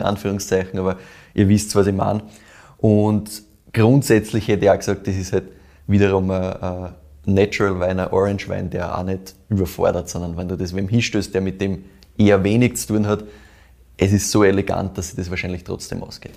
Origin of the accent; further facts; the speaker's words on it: Weinviertel, Lower Austria, Austria; hast du mich in meine Heimat zurückgebracht, ja. quasi ins Weinviertel.